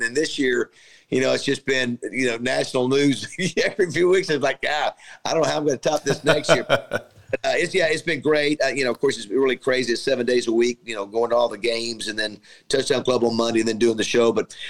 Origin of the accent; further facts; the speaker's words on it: Panama City, Florida, United States; And so, yeah, you know, I came from Panama City, Florida.